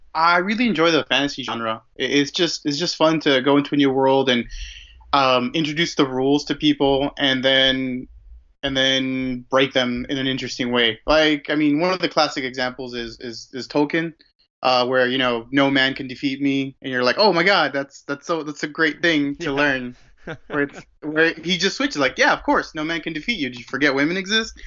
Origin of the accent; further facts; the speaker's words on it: Mexico; I was born and raised in Mexico